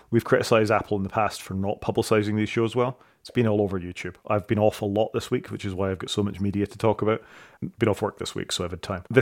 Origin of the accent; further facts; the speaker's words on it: Saudi Arabia; I didn't grow up in the United Kingdom. I grew up in Saudi Arabia, and I came back to this Jimmy Savile character